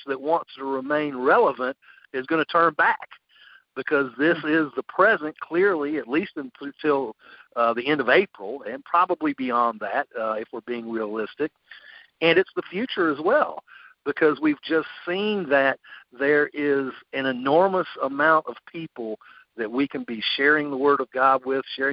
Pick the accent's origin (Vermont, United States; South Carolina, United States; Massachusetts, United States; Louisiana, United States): South Carolina, United States; Greenville; moved away as an adult; now in Columbia, United States; I'm originally from Greenville. That's where I grew up